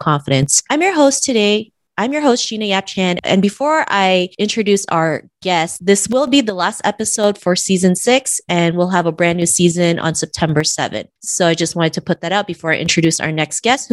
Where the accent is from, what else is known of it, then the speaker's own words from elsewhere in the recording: Canada; Growing up in Canada in the early 90s